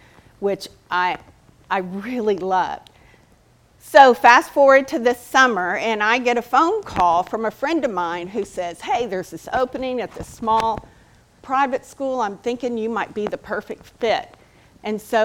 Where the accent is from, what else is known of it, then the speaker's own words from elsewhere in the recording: League City, Texas, United States; also born or lived in Santa Fe, Texas; I was born and raised in League City